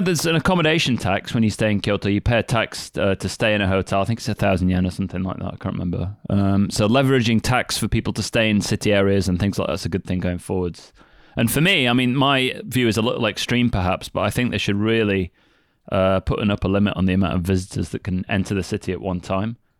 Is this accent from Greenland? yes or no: no; United Kingdom; moved away as an adult; now in Kagoshima, Japan; being British